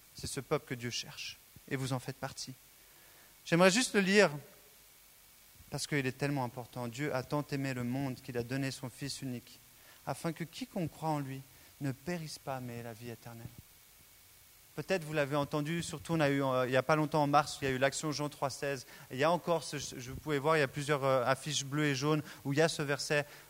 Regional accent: Switzerland; Je suis né en Suisse

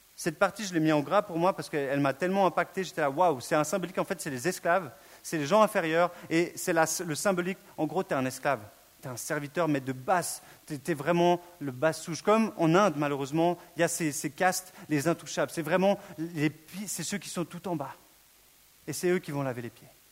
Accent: Switzerland; je suis suisse

